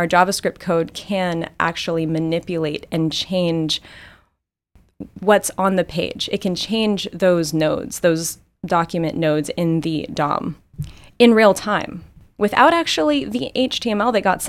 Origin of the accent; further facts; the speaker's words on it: Texas, United States; I'm from Texas, and so tacos are just my comfort food.